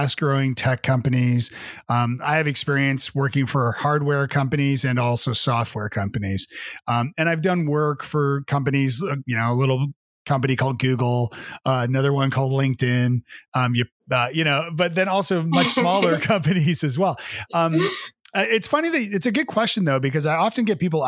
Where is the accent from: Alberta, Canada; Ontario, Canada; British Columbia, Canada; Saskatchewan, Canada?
Ontario, Canada; Toronto; moved away as an adult; now in Nashville, United States; Well, I am originally from Canada. I'm from Toronto, and I've been living in Nashville, Tennessee for about 15 years with my family.